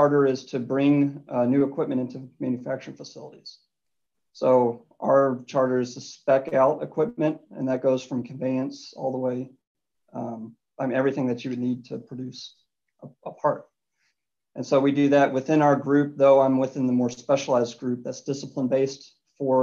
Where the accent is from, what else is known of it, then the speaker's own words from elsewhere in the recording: Louisville, Kentucky, United States; Grew up in Louisville, Kentucky. Went to university there, Louisville Cardinals. As a native